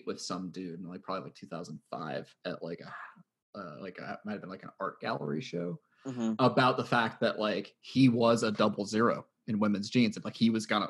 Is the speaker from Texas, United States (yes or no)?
no; Phoenix, Arizona, United States; I was growing up in Phoenix